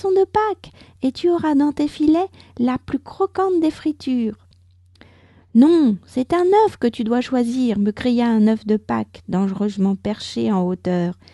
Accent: France; je suis française, j'habite près de Paris

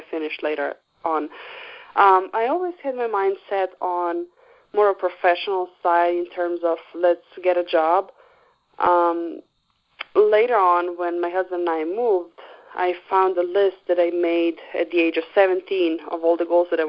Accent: Slovenia; moved away as an adult; also born or lived in Brooklyn; in Europe, that's where I'm from Slovenia

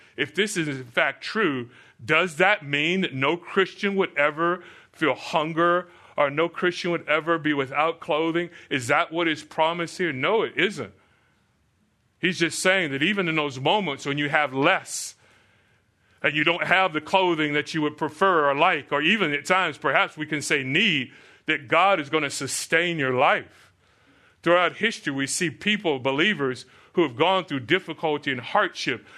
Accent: Florida, United States; moved away; I grew up in Florida, so I would see, uh, we lived through many, many hurricanes.

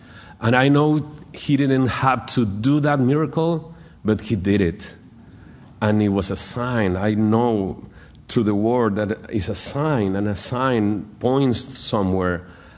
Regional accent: Monterrey, Nuevo León, Mexico; So I start going to church in Monterrey. I'm from Monterrey, Nuevo León in Mexico.

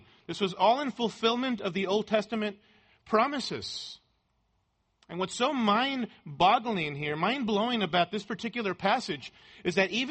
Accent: Mexico; moved away; as a boy growing up in Mexico

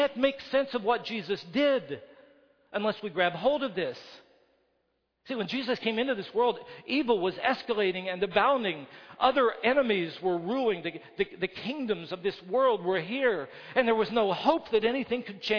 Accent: West Virginia, United States; I come from West Virginia.

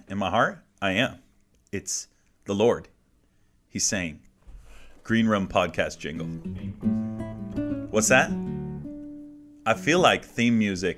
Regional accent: Massachusetts, United States; I am from Massachusetts

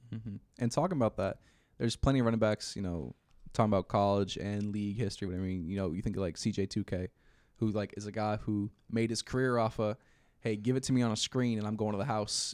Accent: Philadelphia, Pennsylvania, United States; I'm from Philly

